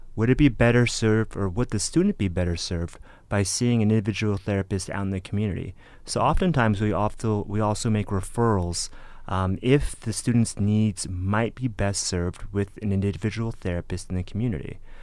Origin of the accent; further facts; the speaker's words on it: San Gabriel Valley, California, United States; I'm originally from the San Gabriel Valley, the 626 for any of you out there